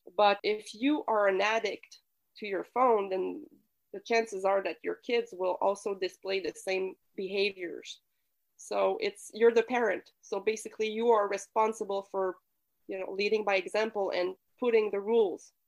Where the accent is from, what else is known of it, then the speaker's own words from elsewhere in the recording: Quebec City, Quebec, Canada; I come from Quebec City, so I was raised in a typical French speaking Quebec family.